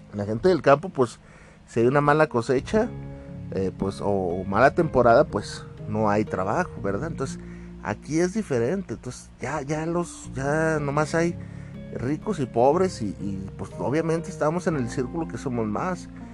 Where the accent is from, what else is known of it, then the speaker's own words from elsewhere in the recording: Mexico; yo soy de aquí de México